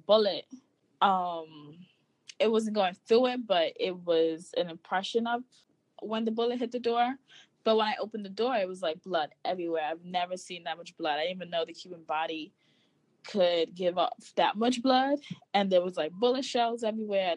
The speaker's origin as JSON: {"language": "English", "country": "Guyana", "also_born_or_lived": "Bronx, New York", "moved": "yes", "lives_now": "Brooklyn, United States", "said": "I'm originally from Guyana."}